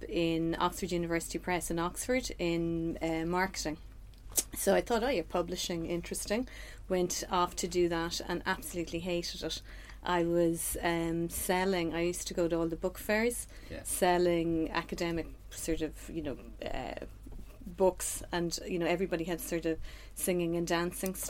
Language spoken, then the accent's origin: English; Sligo, Connacht, Ireland; moved away as an adult; now in Dublin, Ireland; I'm from Sligo